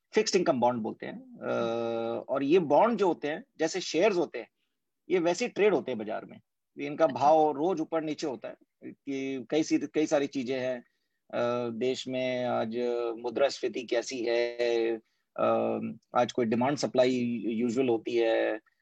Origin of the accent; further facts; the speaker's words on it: Bhilai, Chhattisgarh, India; moved away; ये भिलाई जन्मभूमि है और मैं वहाँ पे पला बड़ा हूँ